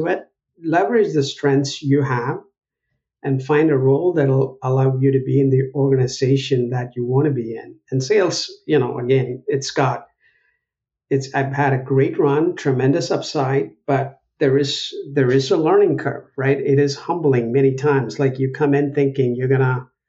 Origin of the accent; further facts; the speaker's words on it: Chennai, Tamil Nadu, India; moved away as an adult; also born or lived in Buffalo, New York; now in United States; I was born in Madras in India, in South India